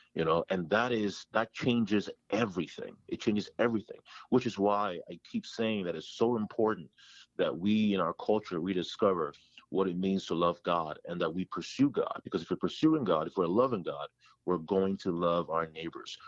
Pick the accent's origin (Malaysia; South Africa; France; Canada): Canada; Toronto, Ontario; born or raised there; moved away as an adult; also born or lived in Ghana; now in Ohio, United States